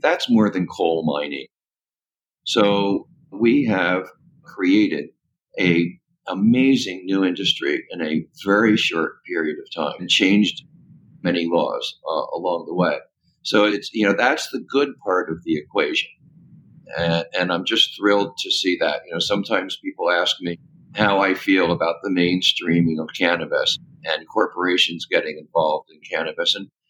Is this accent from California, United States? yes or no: yes; California, United States; but especially in my home state of California